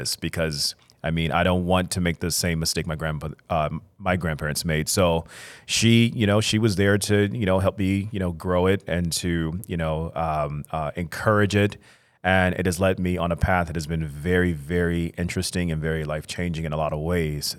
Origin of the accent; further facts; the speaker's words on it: Chicago, Illinois, United States; I'm an artist born and raised in Chicago, Illinois